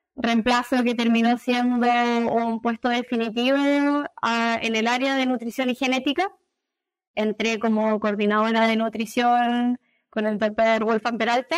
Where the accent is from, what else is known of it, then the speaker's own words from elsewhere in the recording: Viña del Mar, Valparaíso, Chile; also born or lived in Valdivia; soy de Viña del Mar, una, zona costera de Chile